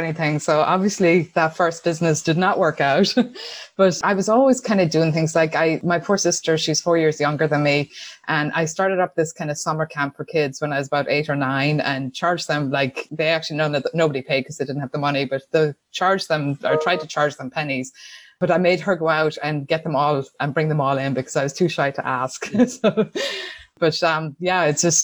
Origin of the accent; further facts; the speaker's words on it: Tuam, Connacht, Ireland; accent: Irish; moved away as an adult; now in United States; I grew up in Ireland in a small town called Tuam in County Galway.